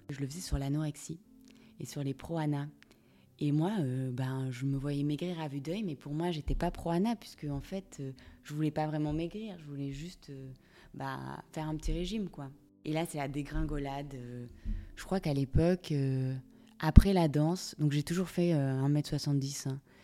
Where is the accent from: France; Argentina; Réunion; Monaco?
Monaco; je viens de Monaco.